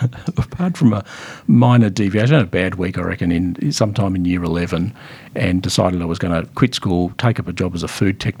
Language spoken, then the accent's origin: English; Melbourne, Victoria, Australia; I'm Melbourne born and bred.